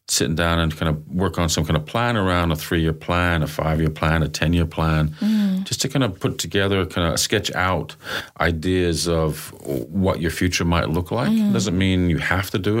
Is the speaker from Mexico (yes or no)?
no; Canada; moved away; I remember as a kid growing up in Canada